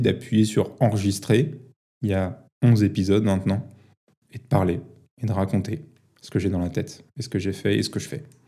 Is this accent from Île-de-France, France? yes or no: yes; Paris, Île-de-France, France; j'ai grandi à Paris